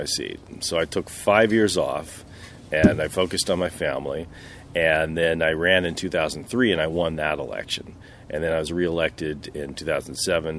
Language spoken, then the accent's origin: English; Palo Alto, California, United States; also born or lived in Berkeley; now in Redwood City, United States; I was born in Berkeley. Grew up mostly in Palo Alto, but we moved around quite a bit when I was growing up. Always in the Bay Area